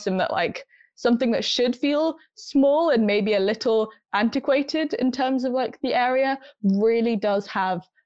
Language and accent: English; India; moved away; also born or lived in United Kingdom; predominantly my family is from India, and I will always say I'm from India